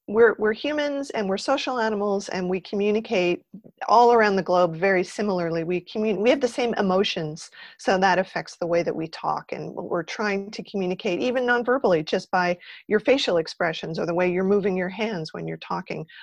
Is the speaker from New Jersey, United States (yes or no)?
yes; New Jersey, United States; when I was growing up in New Jersey, I went to Rutgers